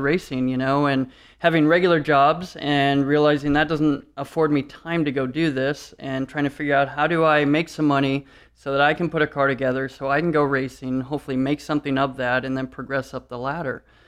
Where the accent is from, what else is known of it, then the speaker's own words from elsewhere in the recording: Detroit, Michigan, United States; moved away; We're from Detroit originally